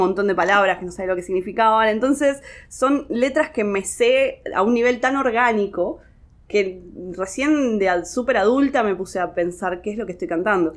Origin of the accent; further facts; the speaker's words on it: Rosario, Santa Fe, Argentina; En calidad de Rosarina